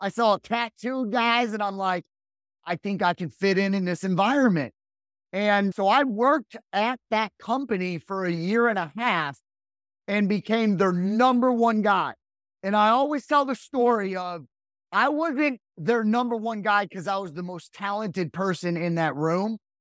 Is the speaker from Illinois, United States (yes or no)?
yes; Rockford, Illinois, United States; now in Raleigh, United States; I was born and raised right outside of Chicago, Illinois